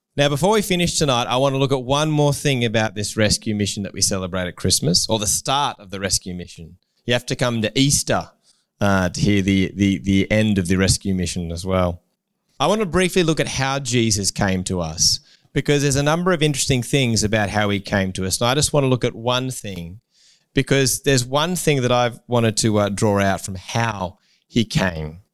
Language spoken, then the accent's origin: English; Newcastle, New South Wales, Australia; I grew up in Newcastle